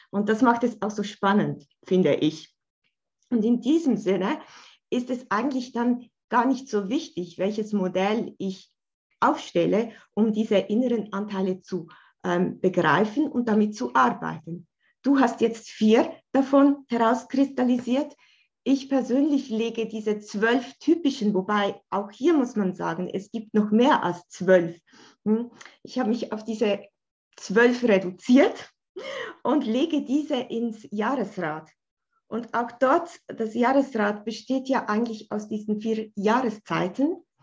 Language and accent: German; Bern, Switzerland; wie du schon gesagt hast, ich komme aus der Schweiz, aus Bern.